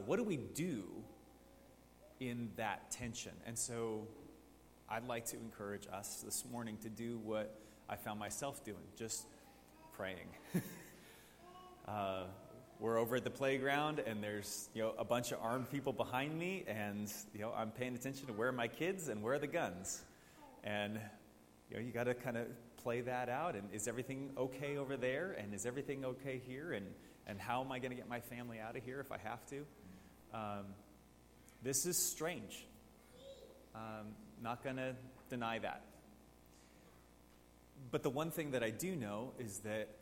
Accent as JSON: {"language": "English", "town": "Coeur d'Alene", "region": "Idaho", "country": "United States", "tie": "born or raised there", "said": "I grew up in Coeur d'Alene, so I remember the Aryan Nation marches downtown."}